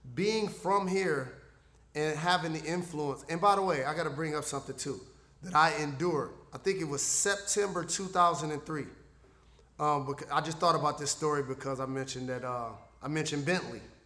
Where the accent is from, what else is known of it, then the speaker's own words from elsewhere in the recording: Detroit, Michigan, United States; my hometown